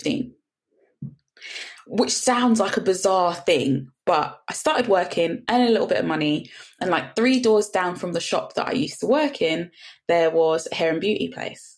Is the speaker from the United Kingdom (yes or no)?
yes; Fulton Heath, England, United Kingdom; I grew up in Fulton Heath. So we're slap bang across the road from the giant Tesco's in the middle of Fulton Heath.